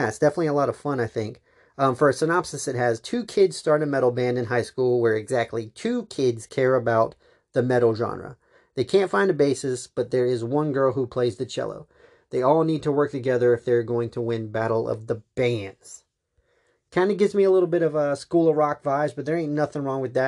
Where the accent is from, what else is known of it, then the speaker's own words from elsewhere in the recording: Charleston, United States; my hometown